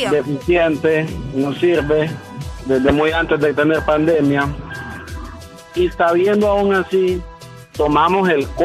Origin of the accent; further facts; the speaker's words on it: Honduras; somos hondureños